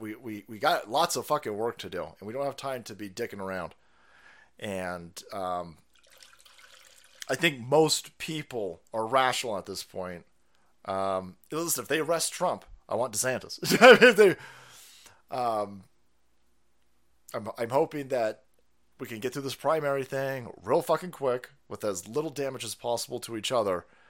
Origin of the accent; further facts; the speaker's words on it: Florida, United States; I'm from Florida